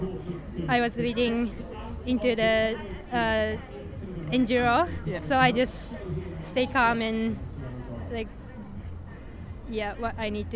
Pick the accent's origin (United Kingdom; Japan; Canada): Japan; a big event in my home country